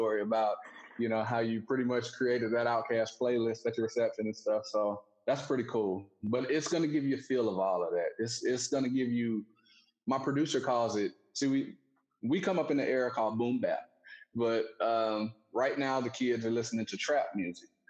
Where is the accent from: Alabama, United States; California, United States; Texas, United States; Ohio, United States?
Alabama, United States; growing up in Alabama, just pretty slow